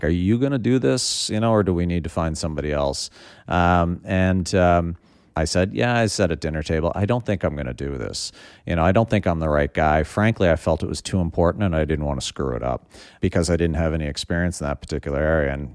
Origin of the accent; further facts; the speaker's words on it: Prince Edward Island, Canada; Born and raised on Prince Edward Island